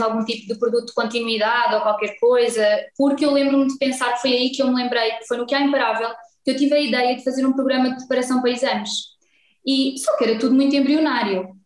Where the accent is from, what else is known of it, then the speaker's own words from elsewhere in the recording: Vila Franca de Xira, Lisbon, Portugal; venho de Vila Franca de Xira